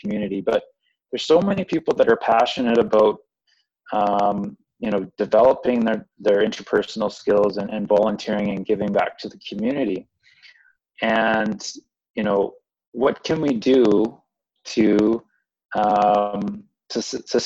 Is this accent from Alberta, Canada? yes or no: yes; Calgary, Alberta, Canada; we're from Calgary